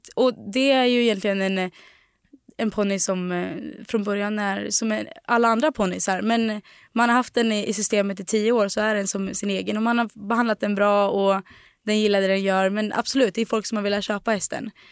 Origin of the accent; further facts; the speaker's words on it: Delsbo, Gävleborg County, Sweden; moved away; på gården i Delsbo där vi kommer ifrån.